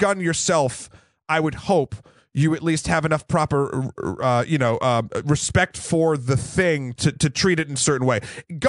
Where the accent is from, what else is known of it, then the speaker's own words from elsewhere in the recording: New Hampshire, United States; So I grew up in New Hampshire.